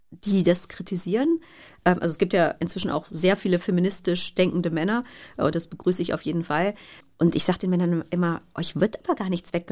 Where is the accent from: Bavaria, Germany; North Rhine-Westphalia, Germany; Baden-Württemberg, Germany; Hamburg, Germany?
North Rhine-Westphalia, Germany; Bergisch Gladbach; Also ich hatte ein Fernglas, mit dem saß ich dann auch regelmäßig im Garten bei uns in Bergisch Gladbach.